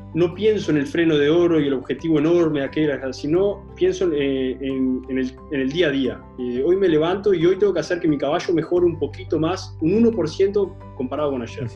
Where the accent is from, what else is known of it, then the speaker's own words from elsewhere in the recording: Uruguay; acá en Uruguay